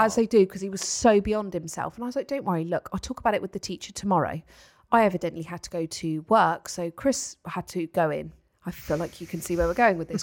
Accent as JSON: {"language": "English", "area": "Paultons Park area", "region": "South East England", "country": "United Kingdom", "tie": "born or raised there", "said": "it is is in my hometown"}